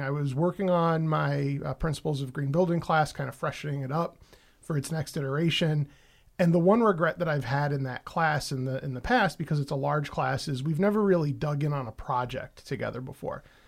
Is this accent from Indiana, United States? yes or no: no; New York City, New York, United States; moved away; I grew up in the Bronx.